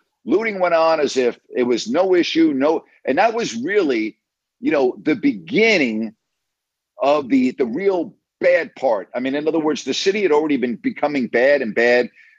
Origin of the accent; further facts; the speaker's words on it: outside of New York, United States; moved away; I grew up outside of New York